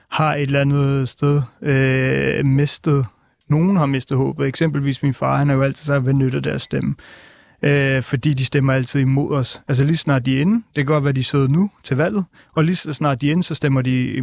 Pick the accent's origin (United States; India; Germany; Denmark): India; North India; Jeg kommer selv fra Nordindien, hvor mit folk blev slagtet af den indiske regering i 1984.